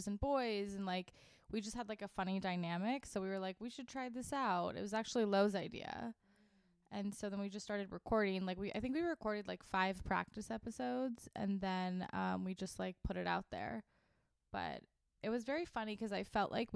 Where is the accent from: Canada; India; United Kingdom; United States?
United States; Laguna Beach, California; also born or lived in Boston; I grew up in Orange County, in Laguna Beach